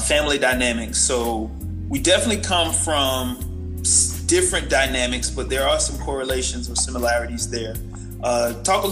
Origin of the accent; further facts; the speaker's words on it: Sanford, Florida, United States; moved away; I'm from Sanford. So a lot of people would question me about Sanford, my hometown, and where I came from